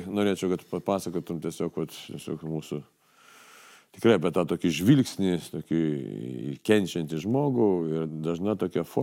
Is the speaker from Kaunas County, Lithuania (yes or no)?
yes; Kaunas, Kaunas County, Lithuania; Kaune aš gyvenau, Kaune augau